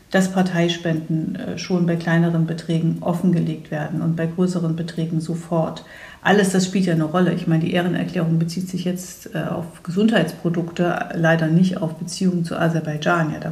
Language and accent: German; Thuringia, Germany; deswegen werde ich trotzdem hoffentlich viel unterwegs sein können, in meiner Heimat in Thüringen, aber auch bundesweit